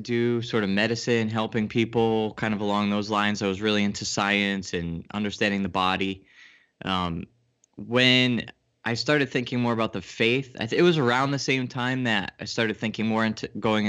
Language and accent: English; Connecticut, United States; Yeah, I'm in Connecticut. I grew up in Connecticut, and then I kind of traveled around a bit and took me everywhere, and then I kind of landed back here.